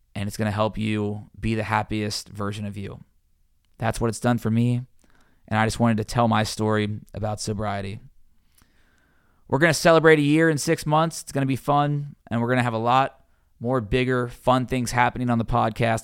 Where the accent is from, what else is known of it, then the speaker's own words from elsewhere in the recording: Cincinnati, Ohio, United States; moved away as an adult; also born or lived in Georgia / Louisiana; being a sports reporter in my hometown, covering my favorite teams, the Bengals, the Reds, University of Cincinnati, my high school